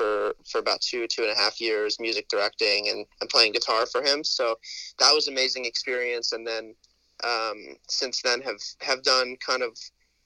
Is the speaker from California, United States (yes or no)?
yes; California, United States; also born or lived in East Coast; Born and raised. I am a California boy